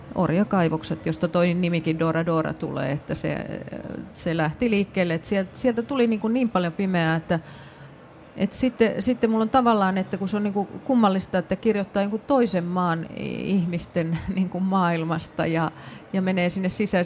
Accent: Raahe, North Ostrobothnia, Finland; omasta kotikaupungistani Raahesta

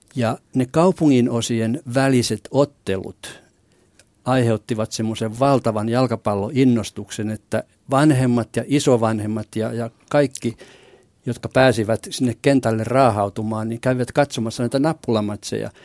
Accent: Vaasa, Ostrobothnia, Finland; Mä synnyin Vaasassa ja asuin lapsuuteni kotirannalla

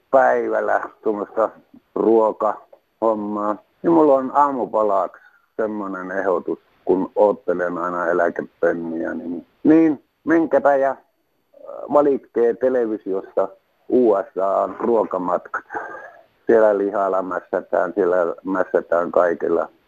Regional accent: North Savo, Finland; ollaan Pohjois-Savosta. Mehän savolaiset

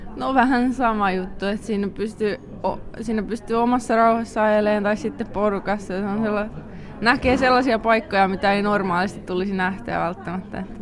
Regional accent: Kauhajoki, South Ostrobothnia, Finland; moved away as an adult; now in Belgium; mä tuun Kauhajoelta

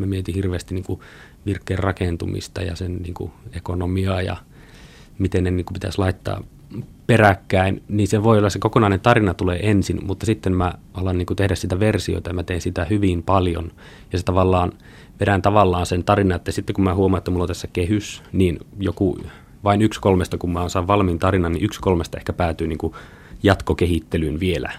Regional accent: Pelkosenniemi, Lapland, Finland; moved away as an adult; also born or lived in Kemijärvi / Tampere; Olen kotoisin Itä-Lapista, syntynyt Kemijärvellä, kasvanut Pelkosenniemellä, Kairalan kylässä

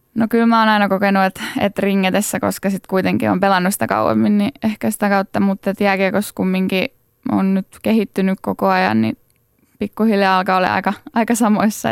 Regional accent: Laitila, Southwest Finland, Finland; mä oon Laitilasta kotoisin

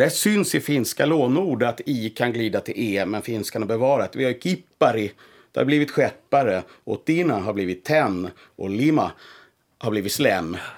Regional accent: Blekinge, Sweden; also born or lived in Stockholm; now in Finland; jag är född i Blekinge och som barn sa jag persilja och presenning

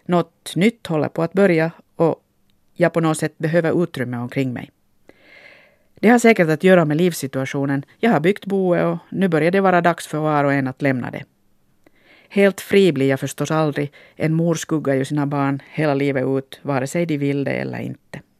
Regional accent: Finland; Likt en äkta finlandssvensk sitter jag nu här och funderar på min identitet. Nå, så som många människor som har flyttat från ett sammanhang till ett annat är jag väl mest av allt en blandning av olika saker.

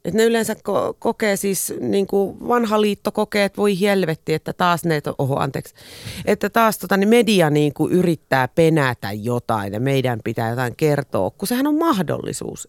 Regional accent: Espoo, Uusimaa, Finland; Olen espoolainen perheenäiti

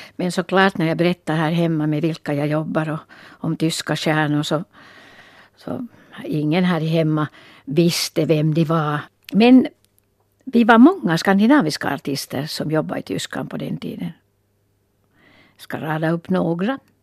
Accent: Valkeakoski, Pirkanmaa, Finland; born or raised there

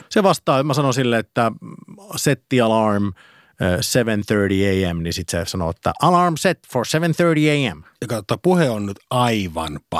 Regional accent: Karelia, Finland; Öö, mä oon karjalainen

